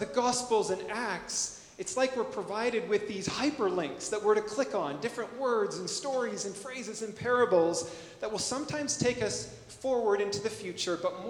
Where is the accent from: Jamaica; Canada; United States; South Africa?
Canada; as a Canadian